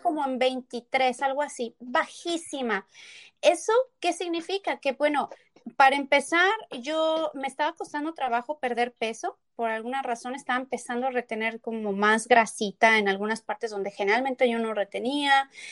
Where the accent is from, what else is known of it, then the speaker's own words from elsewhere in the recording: Tepeji del Río, Hidalgo, Mexico; also born or lived in Querétaro; yo nací en Querétaro, pero crecí en Tepeji del Río